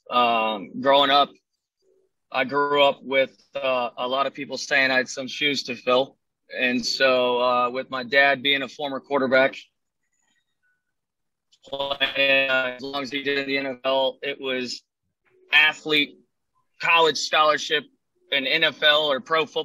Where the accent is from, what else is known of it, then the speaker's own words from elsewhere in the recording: Louisiana, United States; Man, I'm a I'm originally from Louisiana, I guess. If you want to say where I spent the most time in, I guess my growing up years or whatever.